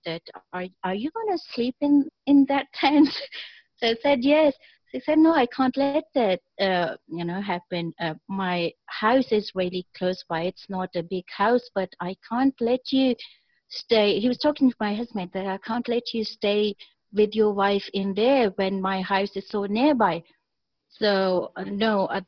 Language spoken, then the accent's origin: English; Pakistan; I am a Pakistani myself